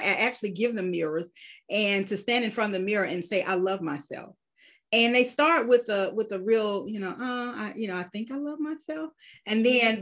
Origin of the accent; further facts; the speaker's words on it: Georgia, United States; there are very few of us who were born and raised in Georgia